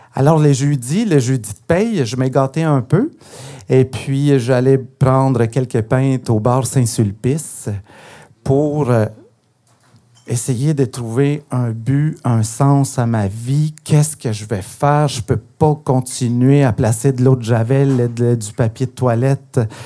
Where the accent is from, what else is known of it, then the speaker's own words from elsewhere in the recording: Guatemala; first language Spanish; French is a second language; now in Montreal, Canada; je suis originaire du Guatemala